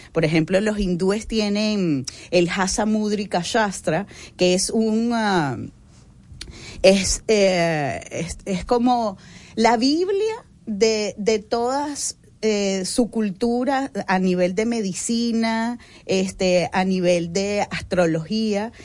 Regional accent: Venezuela; now in Dominican Republic; yo soy de Venezuela y yo me he encontrado aquí

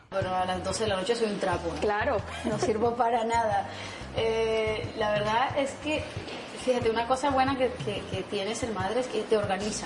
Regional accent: Barranquilla, Atlántico, Colombia; moved away; en Colombia, en Barranquilla, en mi tierra

